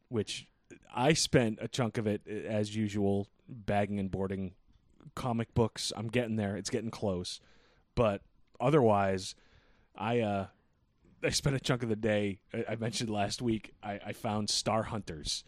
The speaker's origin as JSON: {"language": "English", "region": "New England", "country": "United States", "said": "we're unique being from New England"}